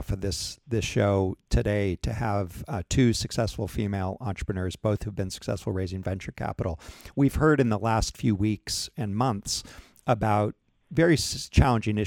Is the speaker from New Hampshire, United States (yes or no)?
yes; New Hampshire, United States; I grew up in New England and New Hampshire